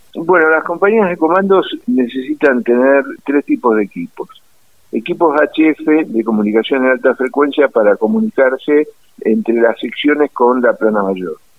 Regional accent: Buenos Aires, Argentina; Yo nací en el centro de la capital federal, en Luis de Campos y Matienzo, bien en el Hospital Militar Central. Sí, bien porteño

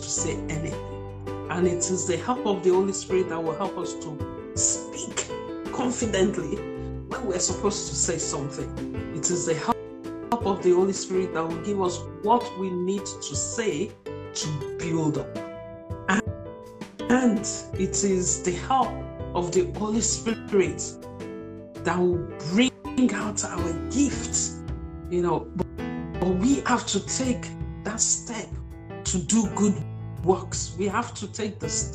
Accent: Nigeria; I'm a Nigerian

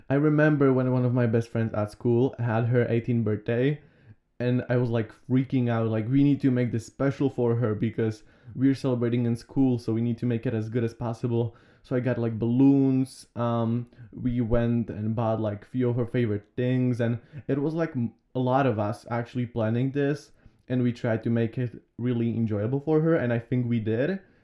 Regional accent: Slovakia; I was born here in Slovakia.

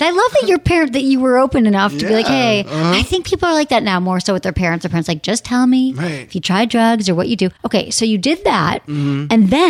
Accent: Midwest, United States; Like, I mean, I'm from the Midwest.

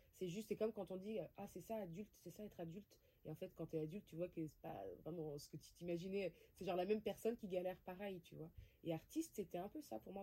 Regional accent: Créteil, Île-de-France, France; j'ai grandi à Créteil. Donc je viens principalement de là, avec des origines d'Afrique du Nord, donc d'Algérie et de Tunisie

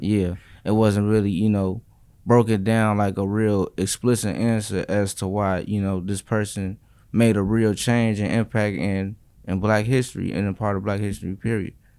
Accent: Chicago, Illinois, United States; growing up in Chicago. You know, I'm from, like, the south side of the lower part of the city

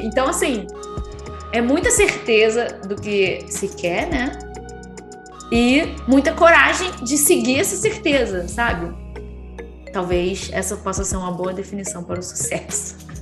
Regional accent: Rio de Janeiro, Brazil; eu sou do Rio.

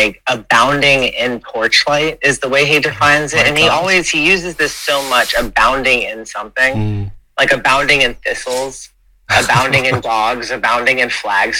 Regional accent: United States; I grew up on the Rhode Island, Massachusetts border, about an hour south of Boston

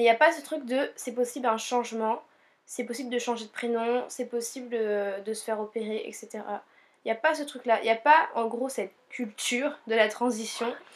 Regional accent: Réunion; now in Montpellier, France; on est originaire de l'île de la Réunion

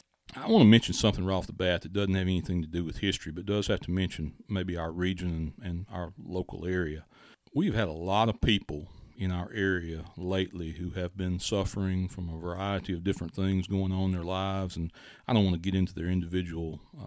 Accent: Mathiston, Mississippi, United States; why is it important that if I'm from Mathiston that I know who Mr. Mathis was

